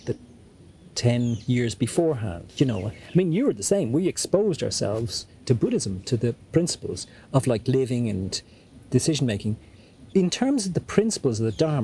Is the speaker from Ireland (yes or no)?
yes; Ireland; moved away as an adult; also born or lived in Dublin; now in São Paulo, Brazil; I'm Irish